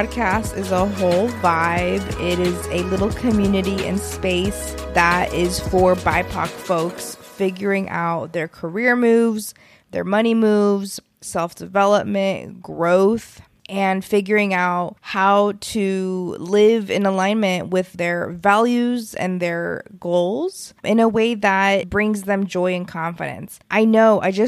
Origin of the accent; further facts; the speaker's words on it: Texas, United States; moved away as an adult; I'm also from Texas and I went to college on the East Coast